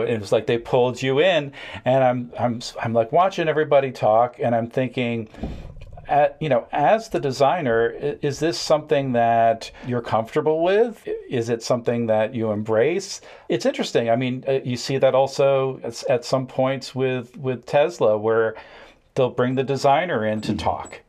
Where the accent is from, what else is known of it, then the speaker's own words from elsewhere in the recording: New England, United States; I grew up in New England